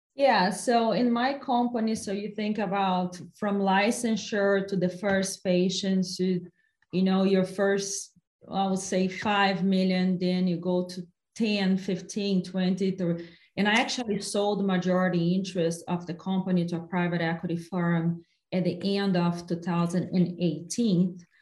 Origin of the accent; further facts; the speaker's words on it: Brazil; now in United States; my hometown in brazil